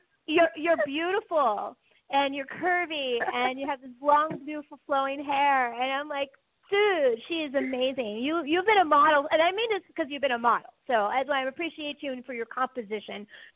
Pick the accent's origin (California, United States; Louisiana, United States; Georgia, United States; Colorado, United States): California, United States; accent: Valley Girl; I got that Valley Girl lilt from my growing up in California. So I still say hella